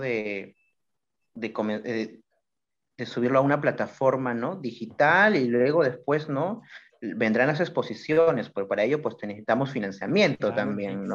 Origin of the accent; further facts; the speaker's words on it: Callao, Peru; soy del Callao